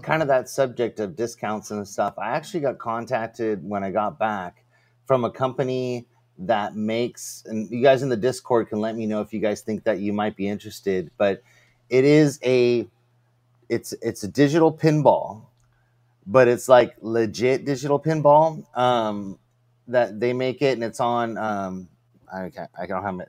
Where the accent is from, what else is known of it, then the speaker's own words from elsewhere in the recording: California, United States; I'm from California, which is a dry heat